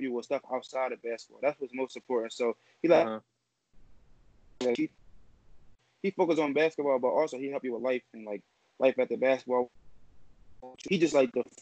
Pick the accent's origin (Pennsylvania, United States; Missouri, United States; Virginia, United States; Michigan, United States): Pennsylvania, United States; Philadelphia; from South Philadelphia. I attend New McGrady High School. I'm 17 years old